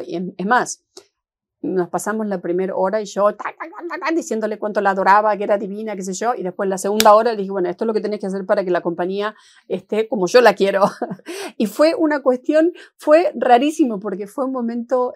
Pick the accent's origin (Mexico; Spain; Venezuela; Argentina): Argentina; moved away as an adult; also born or lived in Seattle / San Francisco; now in Los Angeles, United States; yo soy argentina y jamás, jamás he negado de dónde vengo